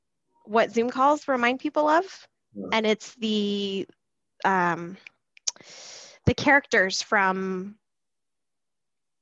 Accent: Abbotsford, British Columbia, Canada; I grew up in Abbotsford

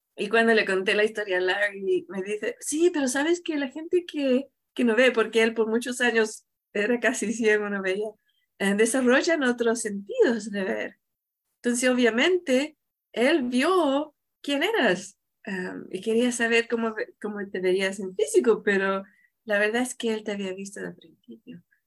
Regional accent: Chile; yo vengo de, yo nací en Chile

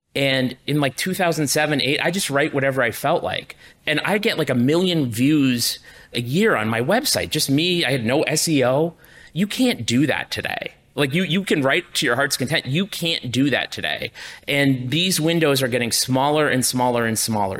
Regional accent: Enfield, Connecticut, United States; my hometown in Enfield, Connecticut.

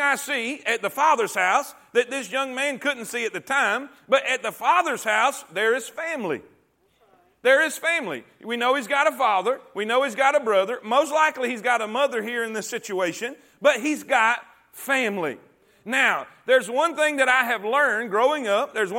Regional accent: Fort Pierce, Florida, United States; moved away as an adult; also born or lived in Stuart, Florida / Okeechobee, Florida / South Carolina / Barnwell, South Carolina; now in Alabama, United States; I grew up in a place called Fort Pierce, Florida, until I graduated high school

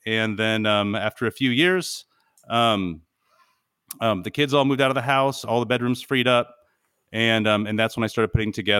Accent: California, United States; So I'm originally from California and grew up in the Mojave Desert.

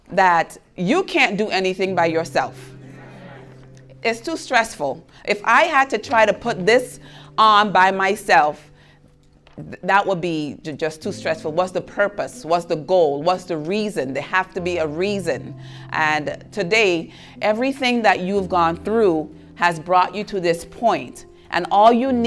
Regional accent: U.S. Virgin Islands; moved away; I'm from St. Thomas. That's why I have an accent. And it's an island in the Caribbean.

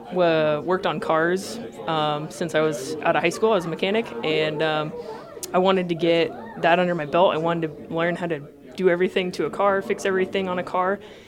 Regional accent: Ukiah, California, United States; I am now a sheriff deputy with Mendocino County Sheriff's Office. I was born and raised in Ukiah, California.

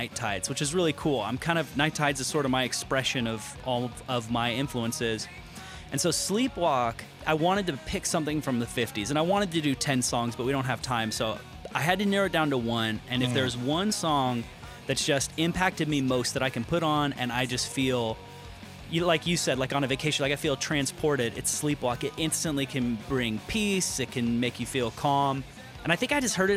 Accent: San Diego, California, United States; now in Nashville, United States; I'm from San Diego, California

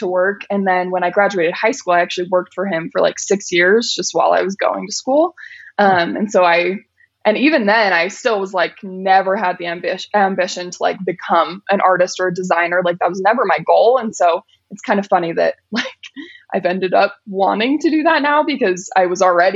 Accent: Riverton, Utah, United States; also born or lived in Murray, Utah; I've lived in Riverton my whole life.

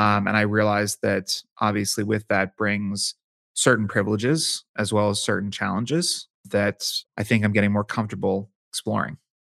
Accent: Pittsburgh, Pennsylvania, United States; moved away as an adult; now in Washington, D.C., United States; I'm from Pittsburgh, Pennsylvania.

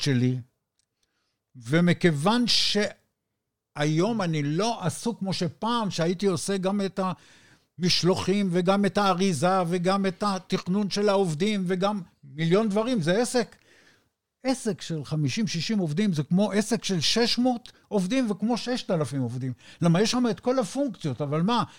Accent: Israel; אני מישראל

